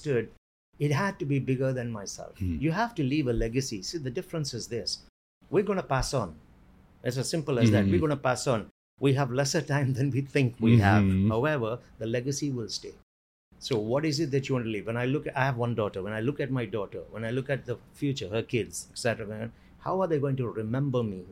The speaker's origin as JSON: {"language": "English", "region": "South India", "country": "India", "tie": "born or raised there", "said": "I was born in India, in the southern part of India"}